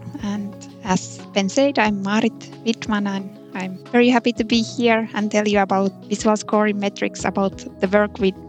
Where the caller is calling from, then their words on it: Konstanz, Baden-Württemberg, Germany; I'm streaming today from Konstanz, from southern Germany.